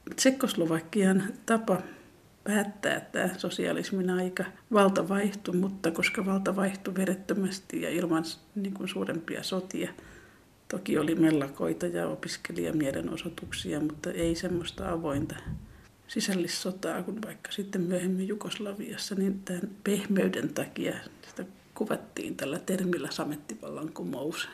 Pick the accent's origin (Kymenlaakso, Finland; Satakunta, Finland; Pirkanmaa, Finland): Pirkanmaa, Finland; Tampere; mitä mä muistan 70-luvun Tampereelta